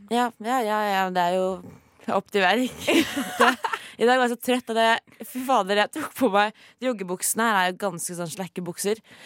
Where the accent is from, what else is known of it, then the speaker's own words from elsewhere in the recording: Oslo, Norway; jeg er jo fra Oslo